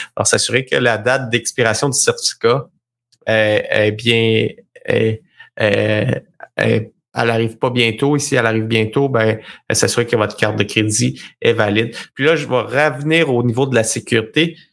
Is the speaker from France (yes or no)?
no; Sherbrooke, Quebec, Canada; je viens de la région de Sherbrooke